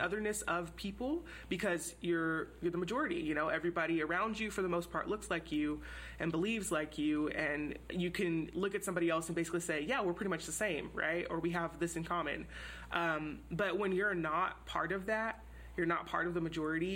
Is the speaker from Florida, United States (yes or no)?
no; Houston, Texas, United States; moved away as an adult; I grew up in Houston, which is a super diverse city